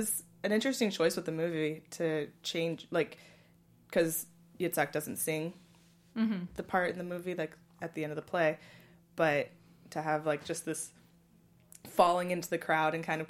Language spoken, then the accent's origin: English; San Francisco, California, United States; I'm from San Francisco, which is where Darren Criss is from